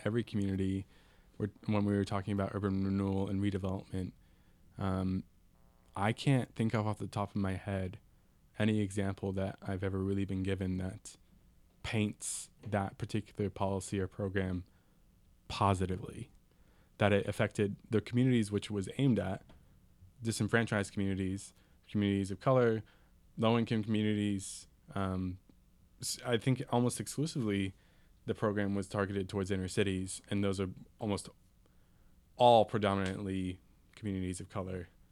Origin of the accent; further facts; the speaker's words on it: San Mateo, California, United States; also born or lived in East Bay; San Mateo, where I'm from